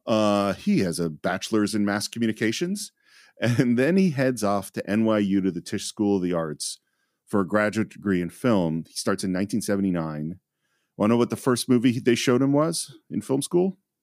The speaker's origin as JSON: {"language": "English", "area": "Marin County", "region": "California", "country": "United States", "tie": "born or raised there", "said": "I grew up in Marin County in a pretty dominantly, you know, white area"}